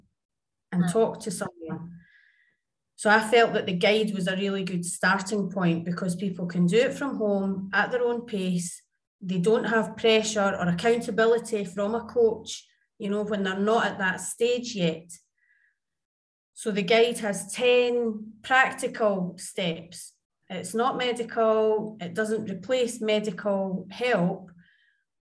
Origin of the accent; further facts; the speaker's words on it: Scotland, United Kingdom; also born or lived in Jakarta, Indonesia / Tivat, Montenegro; now in Dubai, United Arab Emirates; I am Scottish and currently in Dubai, but I have previously lived in Jakarta, Indonesia. And then I was in Tivat, Montenegro.